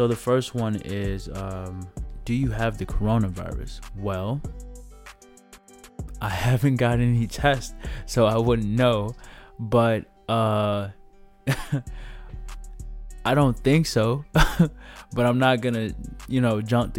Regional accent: DuPage County, outside Chicago, Illinois, United States; I'm from DuPage. That is a county outside of Chicago

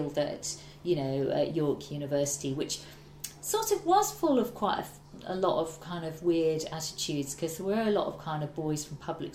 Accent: Ormskirk, North West England, United Kingdom; now in London, United Kingdom; I grew up in Ormskirk in the northwest

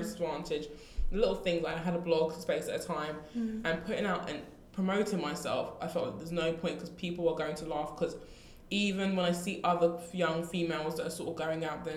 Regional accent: London, United Kingdom; we're from Southeast London.

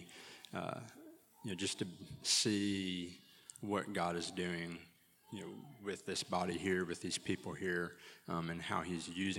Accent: Carter County, Tennessee, United States; I grew up in church in Carter County

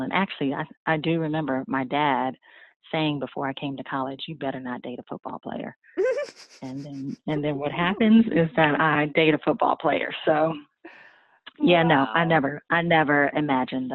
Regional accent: East Palo Alto, California, United States; now in Nashville, United States; I was born and raised in East Palo Alto, California, which is that's where Facebook is

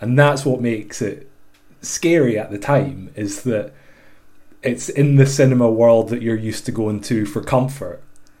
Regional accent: Glasgow, Scotland, United Kingdom; So I was a rapper from Finiston in Glasgow, which is like a very gentrified

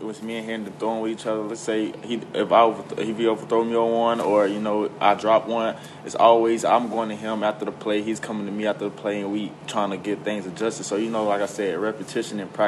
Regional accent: Nashville, Tennessee, United States; my hometown, which is Nashville

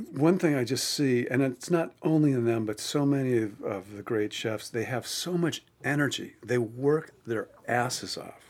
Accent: Cleveland, Ohio, United States; at the time, I was from Cleveland

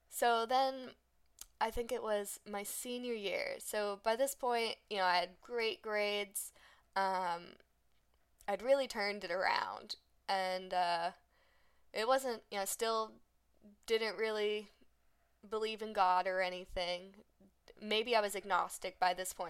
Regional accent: United States; we're just American

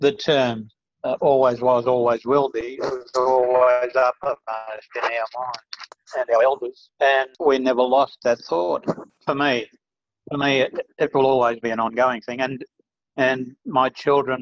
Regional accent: Nambucca Heads, New South Wales, Australia; moved away as an adult; also born or lived in Mullumbimby / Sydney; now in Darwin, Australia; we moved down to Nambucca, and I did all of my schoolwork down there.

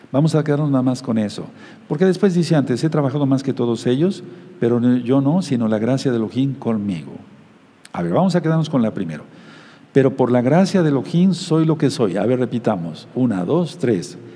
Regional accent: Mexico; como decimos aquí en México

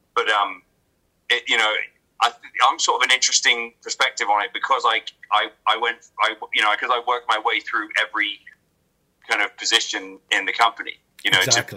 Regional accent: England, United Kingdom; moved away; I was a kid from England

